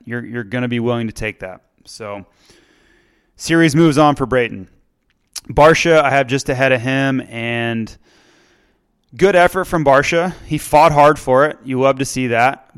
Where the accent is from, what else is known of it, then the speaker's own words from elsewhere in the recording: Florida, United States; moved away; my home state of Florida